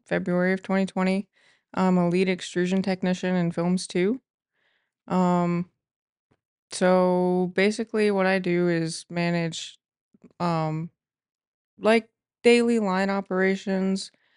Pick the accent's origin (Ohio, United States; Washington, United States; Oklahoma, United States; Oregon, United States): Ohio, United States; Mansfield; I grew up here in the Mansfield area